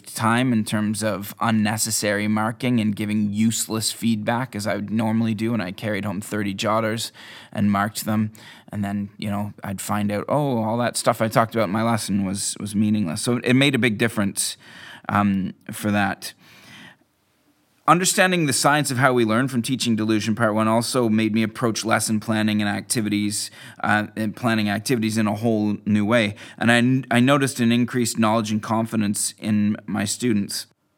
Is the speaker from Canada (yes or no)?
yes; Canada; now in Scotland; I moved here from Canada in 2005